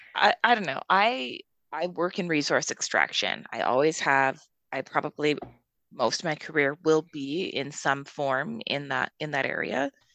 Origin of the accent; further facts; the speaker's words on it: Calgary, Alberta, Canada; I'm from Calgary. I'm a Westerner